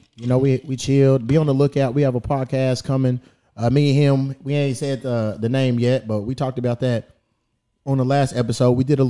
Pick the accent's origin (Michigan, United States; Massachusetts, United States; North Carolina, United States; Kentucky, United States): Kentucky, United States; Louisville; moved away; I'm from Kentucky.